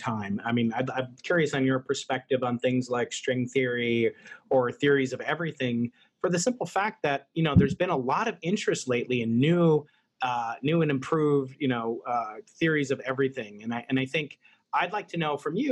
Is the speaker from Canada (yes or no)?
no; United States; as an American